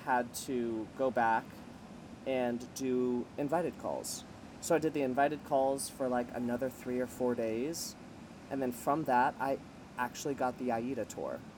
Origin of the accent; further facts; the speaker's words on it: Miami, Florida, United States; moved away as an adult; also born or lived in New York; I'm from Miami, born and raised. I moved to New York when I was 18